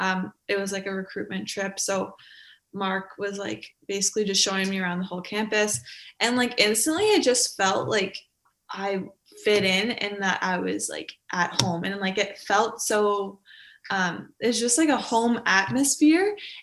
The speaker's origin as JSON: {"language": "English", "town": "Sault Ste. Marie", "region": "Ontario", "country": "Canada", "moved": "as an adult", "lives_now": "North Bay, Canada", "said": "I'm from Sault Ste. Marie. It's like a small town."}